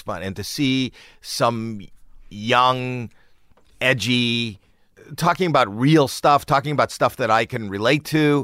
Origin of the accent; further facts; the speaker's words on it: Toronto, Ontario, Canada; I'm from Toronto